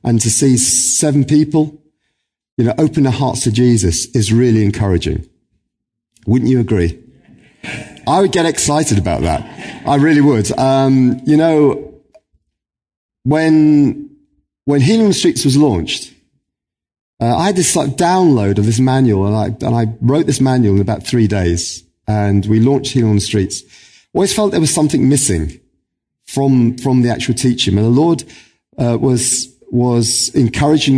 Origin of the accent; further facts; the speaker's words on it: Cape Town, Western Cape, South Africa; now in Northern Ireland, United Kingdom; I was born in Cape Town, South Africa